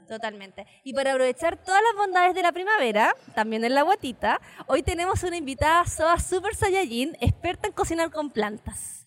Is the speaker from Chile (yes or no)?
yes; Iquique, Tarapacá, Chile; yo soy de Iquique